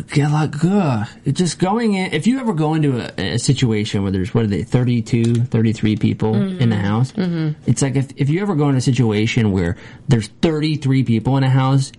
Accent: Midwest, United States; I'm from the Midwest

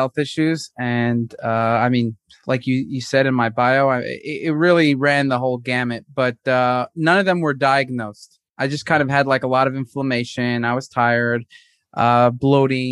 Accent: New York City, New York, United States; moved away as an adult; also born or lived in San Luis Obispo, California / Newport Beach, California; now in Tel Aviv, Israel; I grew up in Brooklyn, New York.

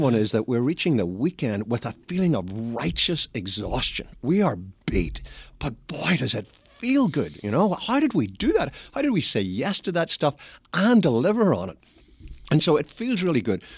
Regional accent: Belfast, Northern Ireland, United Kingdom; accent: Northern Irish; moved away as an adult; now in United States; I was born in Belfast, which is the messy bit of Ireland

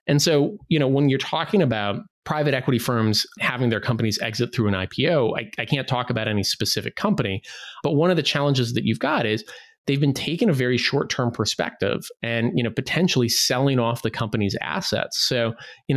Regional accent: Midwest, United States; I grew up in the Midwest

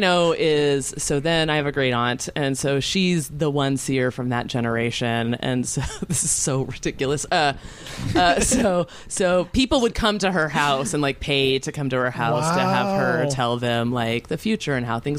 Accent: Canada; we're Canadian.

